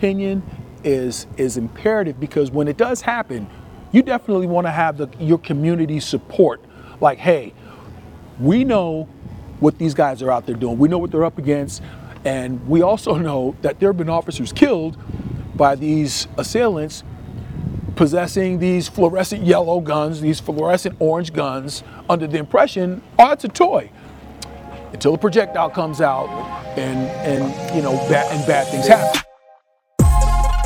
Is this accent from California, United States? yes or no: yes; California, United States; I'm outside of my home state of California right now